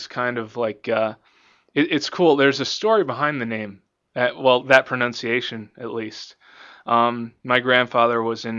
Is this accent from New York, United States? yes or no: no; Virginia, United States; moved away as an adult; now in Pennsylvania, United States; not originally. I'm from Virginia.